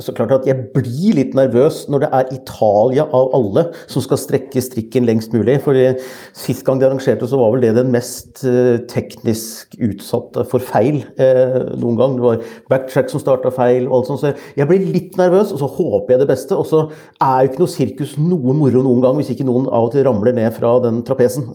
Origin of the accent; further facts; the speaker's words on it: Norway; min underlegenhet som nordmann